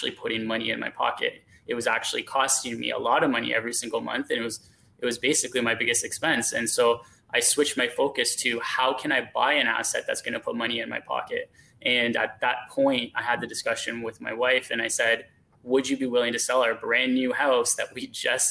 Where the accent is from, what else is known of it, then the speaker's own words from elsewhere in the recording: Hamilton, Ontario, Canada; also born or lived in Stoney Creek; So I grew up in Hamilton originally. I was born and raised in Hamilton.